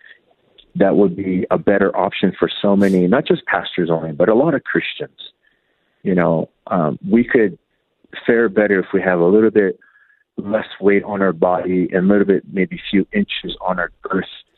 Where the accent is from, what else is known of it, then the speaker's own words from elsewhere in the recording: United States; I was pretty much raised here in the States